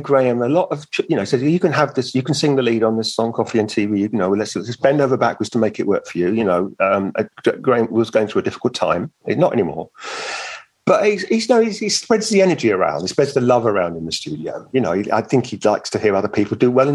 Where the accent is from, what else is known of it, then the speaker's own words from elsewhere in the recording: London, United Kingdom; also born or lived in Venice; I was born in the East End and I live in West London. I'm a Londoner.